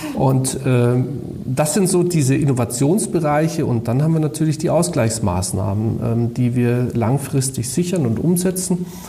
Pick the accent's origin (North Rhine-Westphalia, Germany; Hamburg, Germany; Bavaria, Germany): Bavaria, Germany; bei uns in Bayern